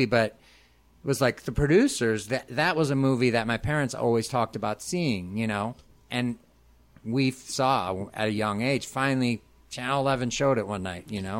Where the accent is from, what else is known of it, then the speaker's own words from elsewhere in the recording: Arlington Heights, Illinois, United States; I grew up, in the Northwest suburbs in Arlington Heights.